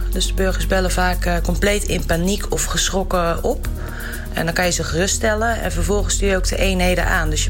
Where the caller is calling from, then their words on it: Utrecht, Netherlands; uit Utrecht.